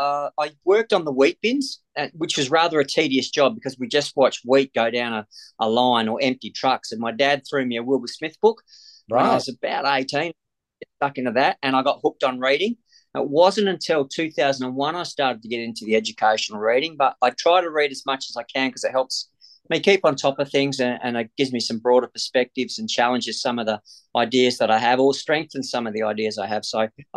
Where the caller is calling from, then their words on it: Perth, Western Australia, Australia; Phoning from Perth, Western Australia.